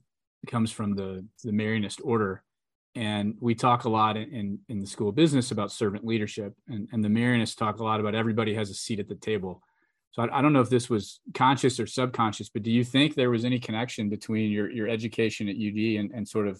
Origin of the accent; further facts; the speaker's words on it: Kentucky, United States; I'm from Kentucky. I'm from Kentucky